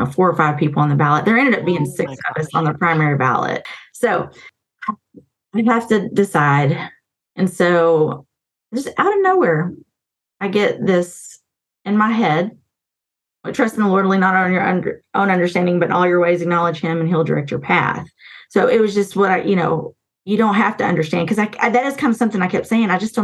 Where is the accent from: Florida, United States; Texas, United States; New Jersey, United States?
Texas, United States; Wise County; born or raised there